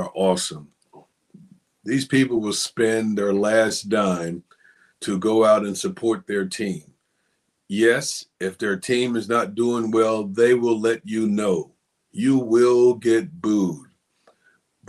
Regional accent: Hamlet, North Carolina, United States; a guy that I grew up with in Hamlet, who also went to Richmond County

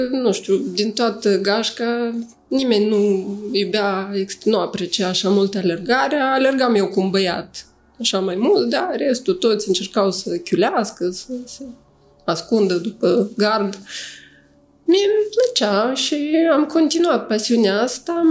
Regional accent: Moldova; moved away as an adult; also born or lived in Chișinău, Moldova; now in Cluj-Napoca, Romania; Eu m-am născut în Uniunea Sovietică

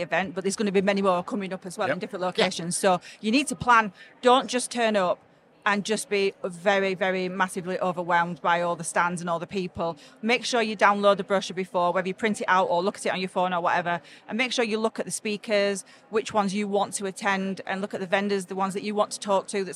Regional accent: Sheffield, Yorkshire and the Humber, United Kingdom; I'm from Sheffield, so literally just down the road from here. Or if I say it properly, down road from here

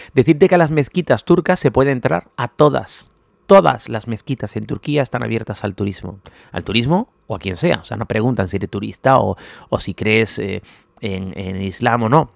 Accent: Spain; somos muy españoles

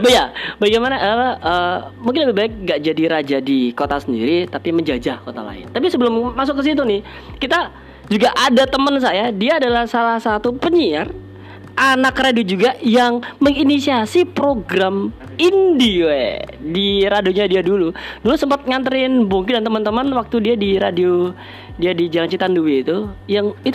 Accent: Surabaya, East Java, Indonesia; bangga lah kalau kita sebagai orang Surabaya bisa membawa nama Surabaya dengan karya kita

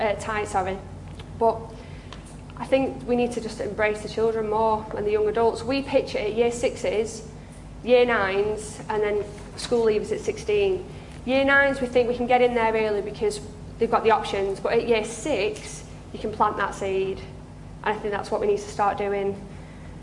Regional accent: the Northwest, North West England, United Kingdom; I'm from the Northwest

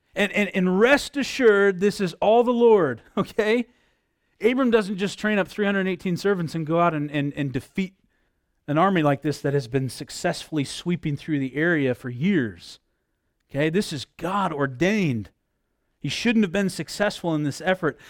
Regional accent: United States; I'm an American

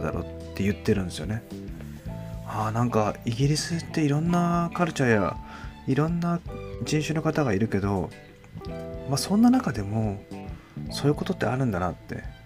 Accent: Japan; moved away as an adult; also born or lived in London, United Kingdom; 日本に住んでて、日本に生まれ育って

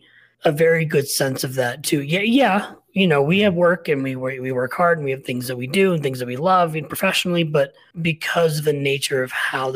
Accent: Portland, Oregon, United States; I'm from Portland.

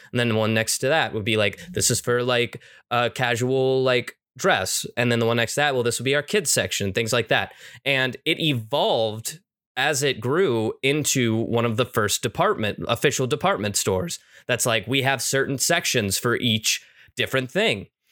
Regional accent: United States; I'm an American

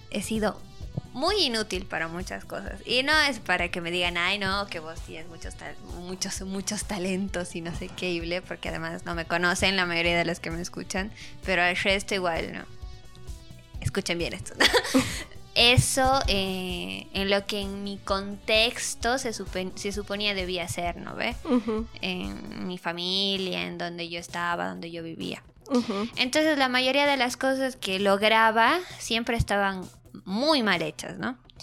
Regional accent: Bolivia; yo sí estoy bien orgullosa de ser, no sé si bien orgullosa de ser boliviana

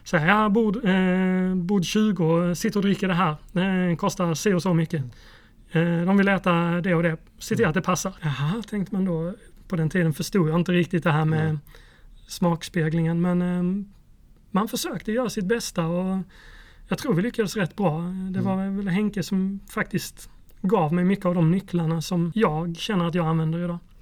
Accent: Mörrum, Blekinge, Sweden; Jag växte upp i Blekinge, i eh, en liten ort som heter Mörrum.

